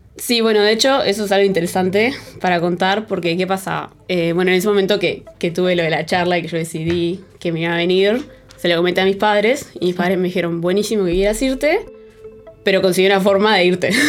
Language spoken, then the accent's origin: Spanish; Uruguay; moved away as an adult; now in France; teniendo una vida bastante parecida a la que tenía en, en Uruguay, pero en otro lado